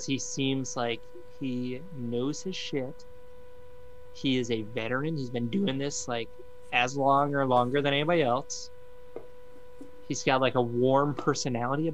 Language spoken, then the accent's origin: English; Bahamas; moved away as an adult; I grew up in the Bahamas